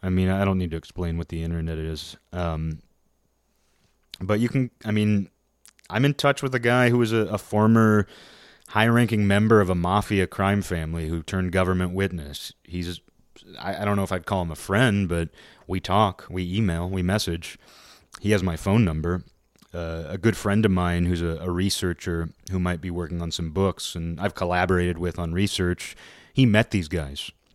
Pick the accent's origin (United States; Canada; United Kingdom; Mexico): United States; moved away; I'm an American